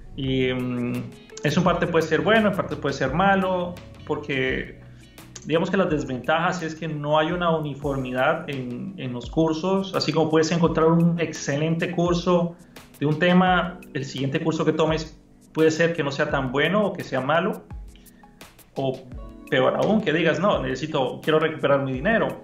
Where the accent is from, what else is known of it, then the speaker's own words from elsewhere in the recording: Costa Rica; moved away; also born or lived in Honduras; yo soy de Costa Rica, pero viví muchos años en Honduras